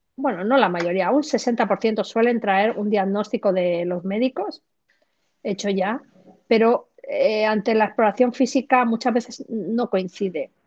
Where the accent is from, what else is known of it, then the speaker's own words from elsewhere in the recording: Granada, Andalusia, Spain; now in Madrid, Spain; nací en Granada, en el sur de España, pero trabajo y vivo en Madrid.